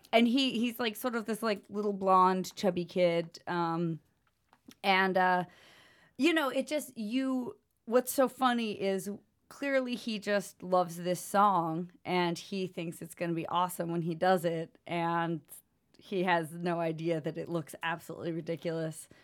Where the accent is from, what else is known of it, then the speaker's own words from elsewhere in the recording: United States; as an American woman